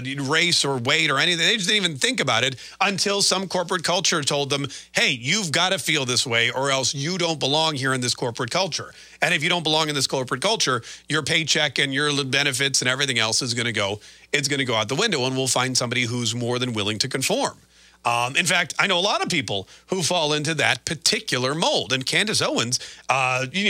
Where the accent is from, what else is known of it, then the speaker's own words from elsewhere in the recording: Canada; moved away; people always call me a self-hating Canadian because I was born in Canada